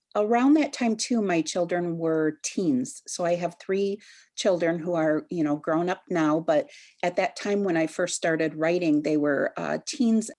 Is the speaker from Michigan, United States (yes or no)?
yes; New Buffalo, Michigan, United States; I grew up in New Buffalo